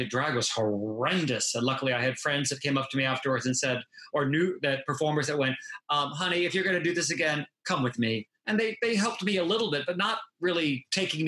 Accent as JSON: {"language": "English", "town": "Norfolk", "region": "Virginia", "country": "United States", "tie": "born or raised there", "also_born_or_lived": "Las Vegas, Nevada", "moved": "as an adult", "lives_now": "Key West, United States", "said": "I'm from Norfolk, Virginia"}